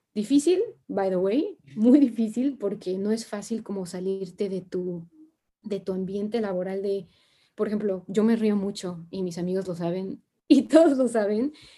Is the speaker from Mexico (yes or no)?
yes; Mexico; moved away as an adult; also born or lived in France; now in China; yo soy de México